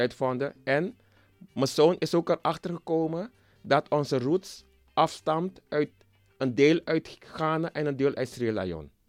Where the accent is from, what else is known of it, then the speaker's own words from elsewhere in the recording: Nickerie, Suriname; now in Switzerland; ik kom oorspronkelijk uit Nikeri